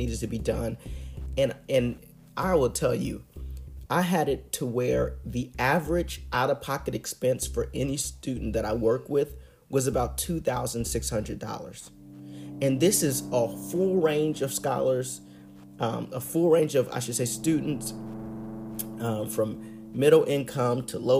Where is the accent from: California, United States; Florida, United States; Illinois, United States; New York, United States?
Illinois, United States; here in my home state of Illinois